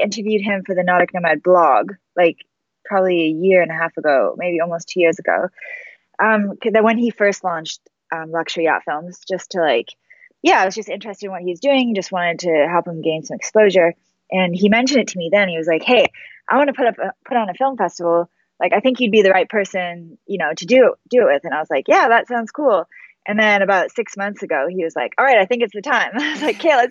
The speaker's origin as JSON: {"language": "English", "area": "Comox Valley, Vancouver Island", "region": "British Columbia", "country": "Canada", "tie": "born or raised there", "moved": "yes", "said": "growing up in the Comox Valley is where I grew up."}